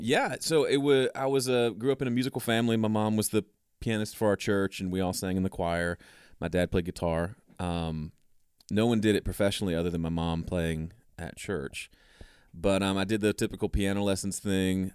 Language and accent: English; Mississippi, United States; moved away as an adult; also born or lived in Tennessee; I grew up in Mississippi